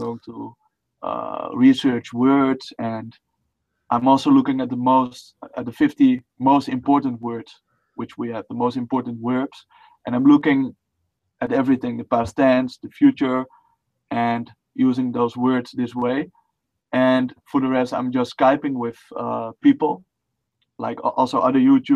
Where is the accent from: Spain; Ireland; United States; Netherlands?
Netherlands; first language Dutch; English is a second language; I'm Dutch. That's my native tongue